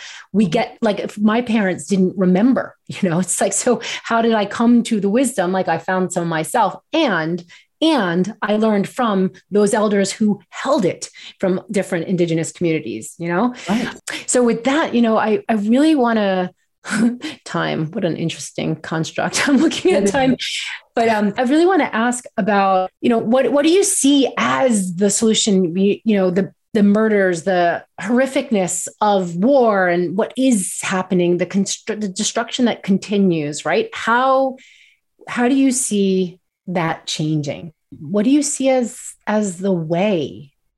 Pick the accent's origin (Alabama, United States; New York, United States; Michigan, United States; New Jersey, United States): New York, United States; I grew up in New York. We're Jewish. We're from New York